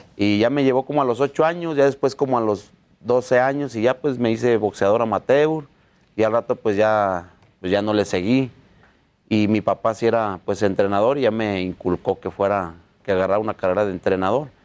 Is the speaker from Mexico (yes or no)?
yes; Mexico; Somos los primeros mexicanos en ser entrenador y boxeador del año